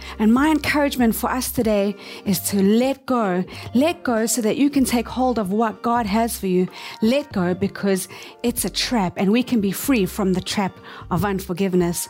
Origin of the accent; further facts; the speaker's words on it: South Africa; moved away as an adult; now in Tokyo, Japan; we were born and raised in South Africa.